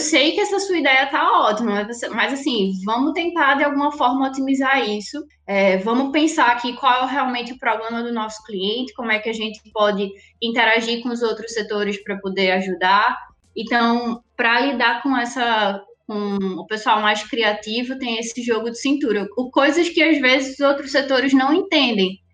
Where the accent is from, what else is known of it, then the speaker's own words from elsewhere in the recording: Recife, Pernambuco, Brazil; moved away as an adult; now in Natal, Brazil; eu sou de Recife. Vim para cá para poder fazer faculdade, saí de Recife e vim para Natal para estudar na UFRN jornalismo